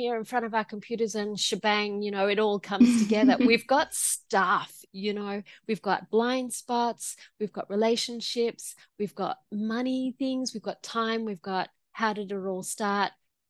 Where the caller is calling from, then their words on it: Queensland, Australia; I'm calling from Gubbi Gubbi country. So I'm in Queensland, Australia.